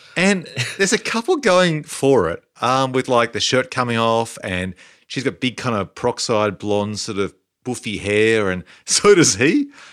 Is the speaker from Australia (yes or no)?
yes; Canberra, Australian Capital Territory, Australia; growing up in Canberra, we had two channels